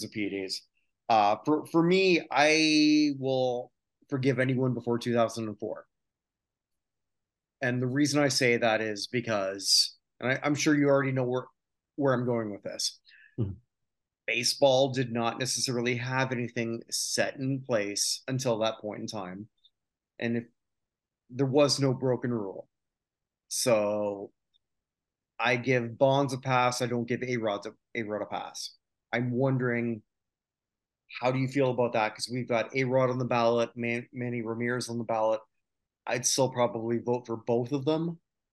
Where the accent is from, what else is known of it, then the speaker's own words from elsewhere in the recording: Canada; I'm a Canadian